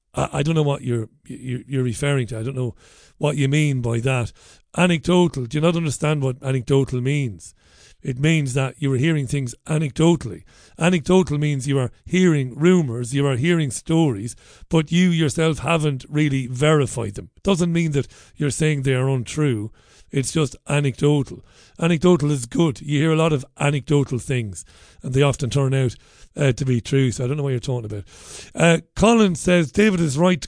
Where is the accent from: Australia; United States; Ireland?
Ireland; moved away; an Irishman who's travelled around the world to find work and to better my own life